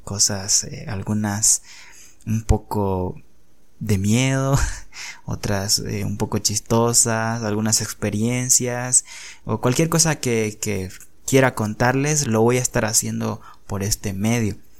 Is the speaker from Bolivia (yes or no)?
yes; Bolivia; yo soy boliviano